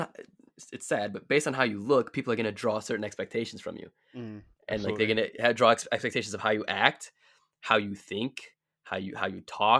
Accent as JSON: {"language": "English", "town": "Delavan", "region": "Wisconsin", "country": "United States", "tie": "born or raised there", "said": "Like, or think about like growing up in Delavan, right? We both did, right? Like, I think what, 2% of the city is black, maybe less."}